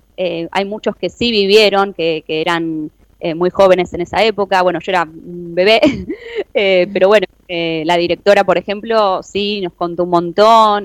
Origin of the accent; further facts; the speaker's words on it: Argentina; como argentinos